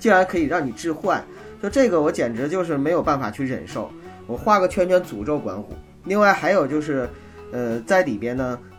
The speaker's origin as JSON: {"language": "Chinese", "region": "Northeast China", "country": "China", "said": "权的，因为我是东北人。"}